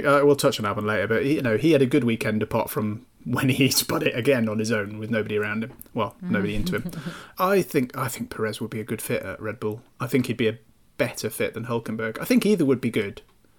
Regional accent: Malvern, West Midlands, United Kingdom; It's my hometown, and it's near where Terry grew up as well.

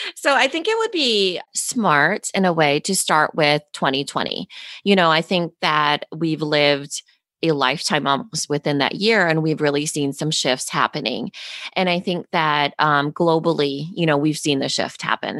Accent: Storm Lake, Iowa, United States; born and raised in Storm Lake, Iowa.

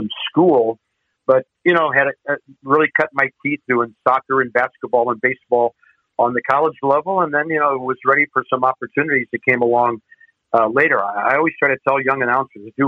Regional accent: St. Louis, Missouri, United States; growing up in St. Louis like I did

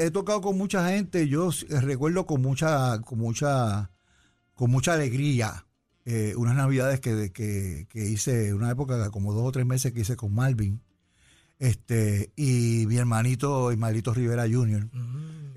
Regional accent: San Juan, Puerto Rico; born or raised there; also born or lived in Cataño, Puerto Rico / Río Piedras, Puerto Rico / United States

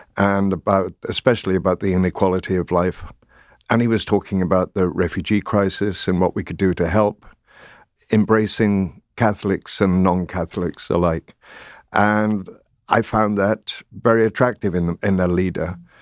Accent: North Wales, United Kingdom; I grew up in North Wales and went to the Welsh Presbyterian Chapel in the town

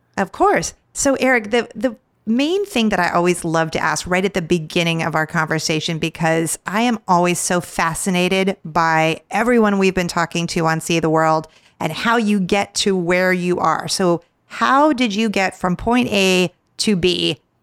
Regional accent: California, United States; in California, my home state

